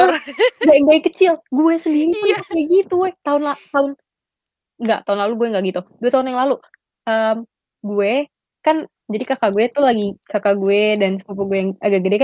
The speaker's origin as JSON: {"language": "Indonesian", "town": "Padang", "region": "West Sumatra", "country": "Indonesia", "said": "karena kan gue orang Padang kan jadi biasa ada"}